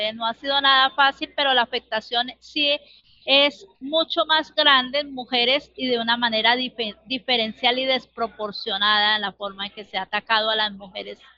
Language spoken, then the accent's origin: Spanish; Bogotá, Colombia; born there; now in Barrancabermeja, Colombia; Yo nací en Bogotá, pero hace muchos años vivo en Barranca que ya me considero barranqueña.